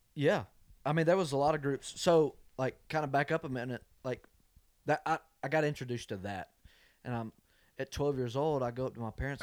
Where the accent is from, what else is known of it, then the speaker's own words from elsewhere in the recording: Covington, Georgia, United States; now in Nashville, United States; my dad was in a hunting club that leased property in my hometown. I mean, it was ten minutes up the road